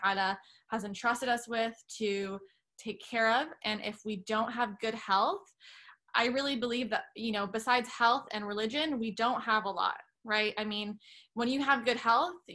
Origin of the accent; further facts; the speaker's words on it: Canada; moved away; I'm originally Canadian.